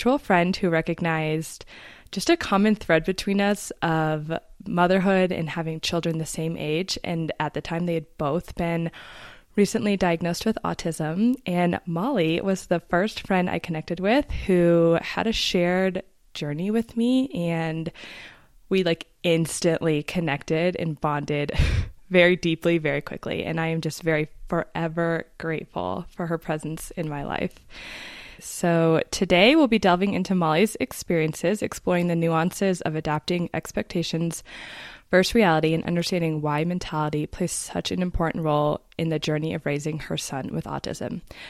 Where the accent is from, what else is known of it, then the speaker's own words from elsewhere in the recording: Colorado, United States; moved away as an adult; we were born and raised in Colorado. We moved away and then moved back pretty quickly